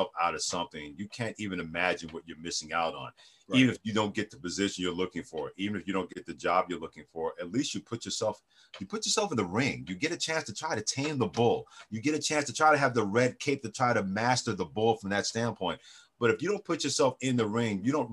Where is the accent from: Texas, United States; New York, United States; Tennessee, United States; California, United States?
New York, United States; New York City; also born or lived in Mansfield, Pennsylvania; growing up in New York City